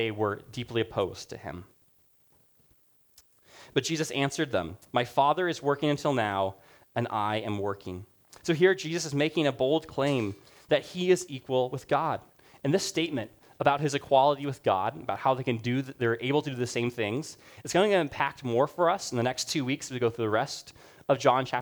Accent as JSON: {"language": "English", "country": "Rwanda", "tie": "born or raised there", "moved": "yes", "said": "I grew up in Rwanda."}